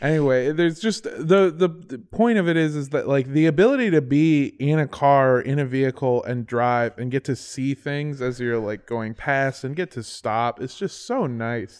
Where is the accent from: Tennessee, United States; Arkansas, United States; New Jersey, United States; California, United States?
California, United States; Indio; my hometown is Indio, California, over by Palm Springs